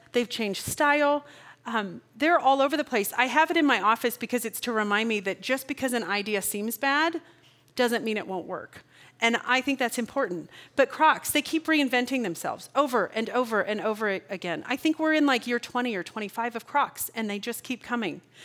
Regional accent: Kansas, United States; I'm from Kansas

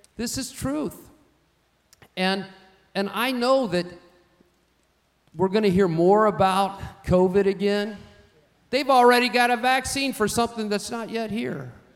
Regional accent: United States; I'm an American

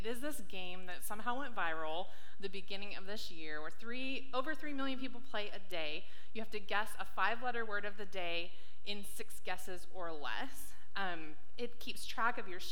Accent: San Diego, California, United States; now in Washington, United States; I grew up in San Diego, California, and then moved up to Washington in 2007.

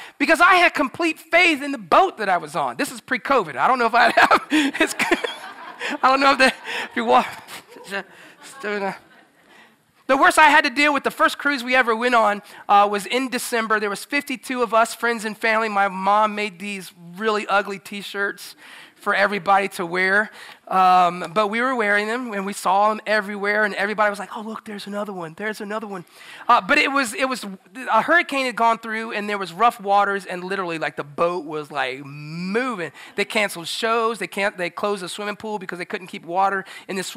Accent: Florida, United States; moved away as an adult; also born or lived in South Boston, Virginia; I grew up in Florida, so I was swimming all the time

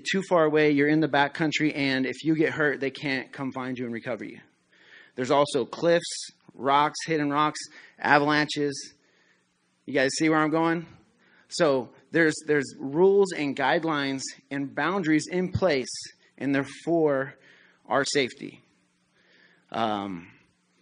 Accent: Colorado, United States; moved away; I grew up in Colorado

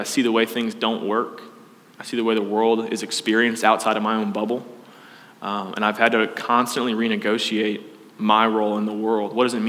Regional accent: Dallas, Texas, United States; I grew up in Texas. I grew up actually in a pretty diverse neighborhood. Suburbs of Dallas are a complicated place.

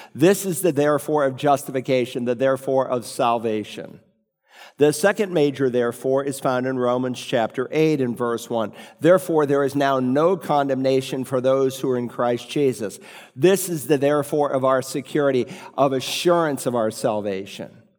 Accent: New England, United States; When I was growing up in New England

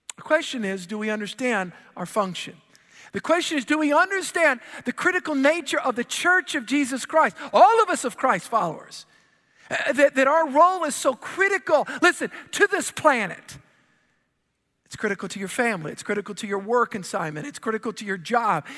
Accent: New Orleans, Louisiana, United States; I'm from the Gulf Coast, I'm from the New Orleans area

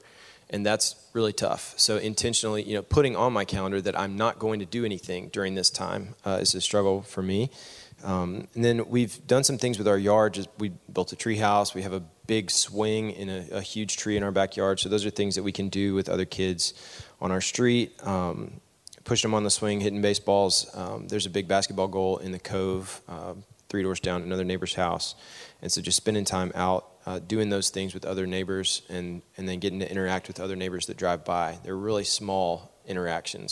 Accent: Knoxville, Tennessee, United States; moved away as an adult; also born or lived in Nashville, United States; now in Memphis, United States; I grew up in Knoxville in a Christian home

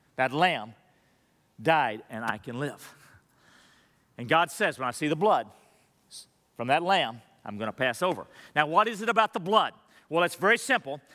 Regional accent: Madisonville, Texas, United States; growing up in Massville, Texas, there weren't a lot of Jewish people around me. It's a little dinky town. where Buc-ee's is today

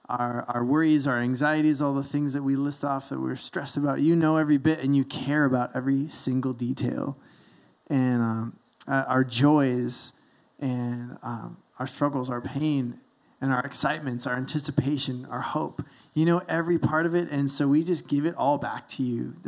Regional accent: Toronto, Ontario, Canada; moved away as an adult; I'm from Toronto.

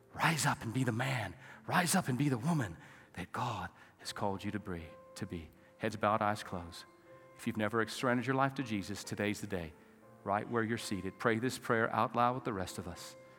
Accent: New Mexico, United States; now in West Texas, United States; I'm from New Mexico originally. I'm a Texas, West Texan now.

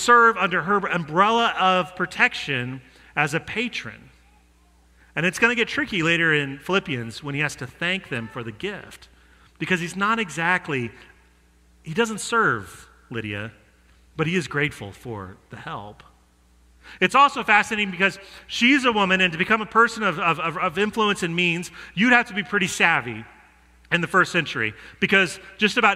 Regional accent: Denver, Colorado, United States; I'm from Denver

